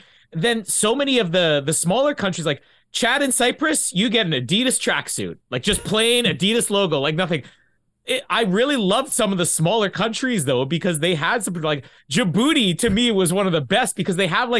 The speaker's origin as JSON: {"language": "English", "country": "Canada", "said": "I'm Canadian. We tuck nothing in."}